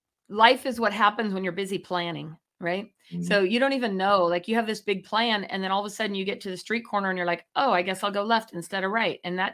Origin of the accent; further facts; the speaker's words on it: Chico, California, United States; I grew up in Chico and Diamond Walnuts was there